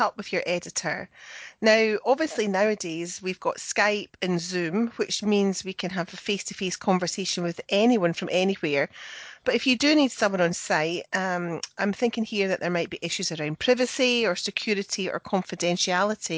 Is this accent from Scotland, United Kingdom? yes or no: yes; Scotland, United Kingdom; moved away as an adult; also born or lived in England; I was born in, and I now live in Scotland, but I also lived and worked in England for years